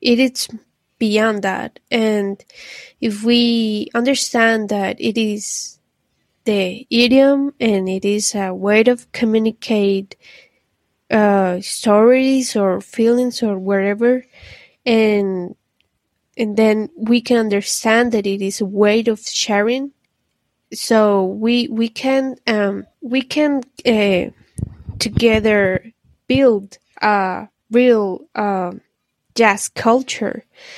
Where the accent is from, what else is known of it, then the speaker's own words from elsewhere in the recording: Medellin, Antioquia, Colombia; I'm from Medellin, Colombia. Greetings from here.